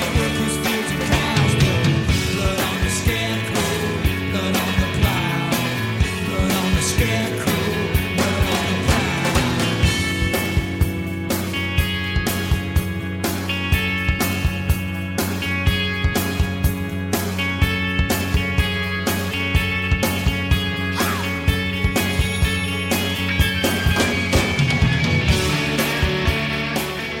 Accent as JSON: {"language": "English", "region": "Midwest", "country": "United States", "tie": "born or raised there", "said": "I grew up in the Midwest"}